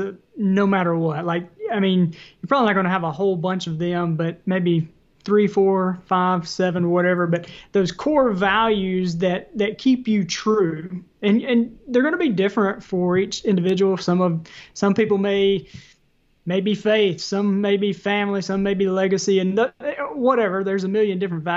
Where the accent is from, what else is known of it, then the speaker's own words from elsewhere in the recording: the South, United States; accent: Southern; my Southern accent.